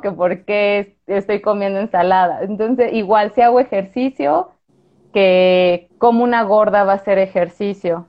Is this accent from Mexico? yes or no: yes; Guanajuato, Mexico; moved away as an adult; yo soy de Guanajuato, luego me vine para acá a hacer la especialidad